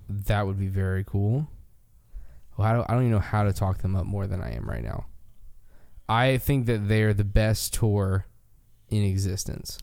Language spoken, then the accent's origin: English; United States; as an American